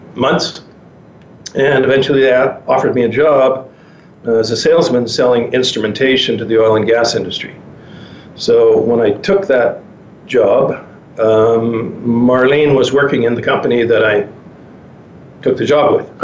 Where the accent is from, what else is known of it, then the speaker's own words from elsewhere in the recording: Penticton, British Columbia, Canada; moved away; also born or lived in Vancouver; I'm um, from uh, born and raised in Penticton, British Columbia.